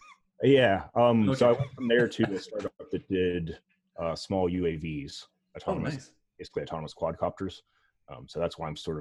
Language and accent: English; Pittsburgh, Pennsylvania, United States; moved away as an adult; also born or lived in Bay Area; No, I'm originally from Pittsburgh and then we moved out there like back in the original .com boom